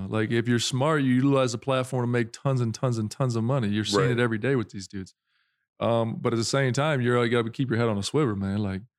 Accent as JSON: {"language": "English", "region": "South Dakota", "country": "United States", "said": "I'm from South Dakota"}